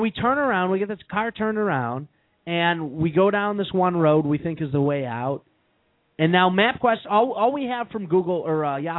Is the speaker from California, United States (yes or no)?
no; Chicago, Illinois, United States; we're from Chicago.